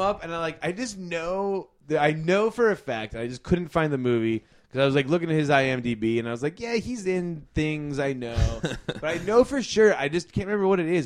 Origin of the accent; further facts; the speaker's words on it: Florida, United States; growing up in Florida